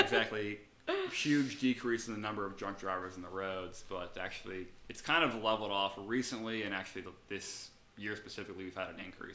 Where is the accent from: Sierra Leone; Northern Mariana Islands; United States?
United States; Pittsburgh, Pennsylvania; moved away; I'm from Pittsburgh originally